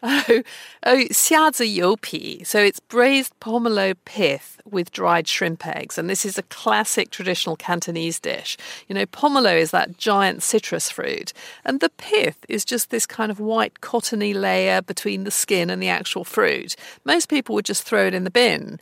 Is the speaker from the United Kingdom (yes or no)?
yes; United Kingdom; growing up in Britain